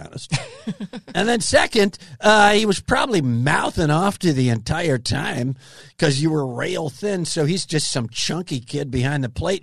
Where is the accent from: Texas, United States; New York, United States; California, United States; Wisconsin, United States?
Wisconsin, United States; Kenosha; also born or lived in Cheddar Falls, Wisconsin; they built those in my hometown